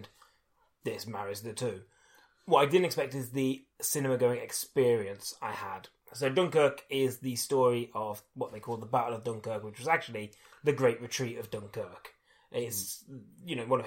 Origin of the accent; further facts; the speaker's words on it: United Kingdom; being British